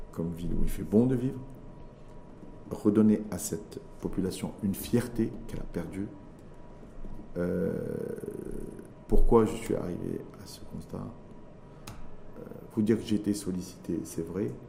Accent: Mohammedia, Casablanca-Settat, Morocco; Moi, je suis né dans Mohammedien

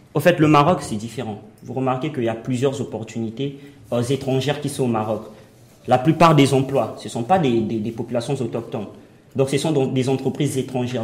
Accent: Republic of the Congo; moved away as an adult; now in Morocco; je suis congolais, je sors de mon pays à la quête de la réussite

